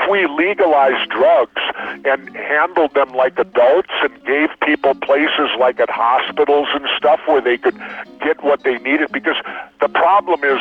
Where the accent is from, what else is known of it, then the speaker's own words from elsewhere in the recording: Minneapolis, Minnesota, United States; I grew up in South Minneapolis